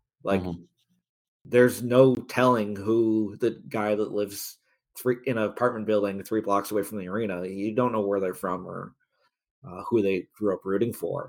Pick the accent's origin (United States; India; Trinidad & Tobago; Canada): Canada; Toronto, Ontario; It's like kind of crazy to think about going back to like growing up in Toronto games where it was easily 10,000 Leafs fans in the building.